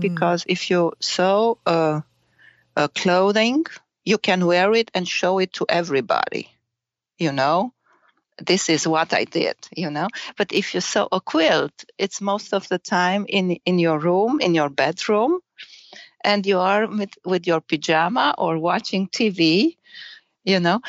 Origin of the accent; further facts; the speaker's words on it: Romania; English is a second language; moved away as an adult; now in Germany; I was born in Romania and I grew up in Romania